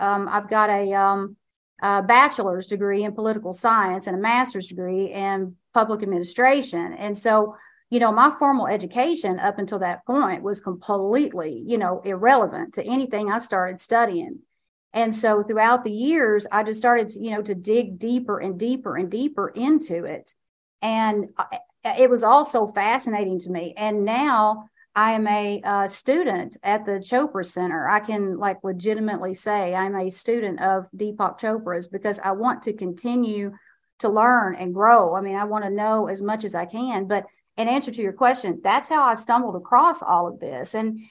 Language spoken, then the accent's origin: English; Kentucky, United States; And I was born and raised in Eastern Kentucky. And I inherited everything that comes along with being raised in a place that is a deep poverty pocket.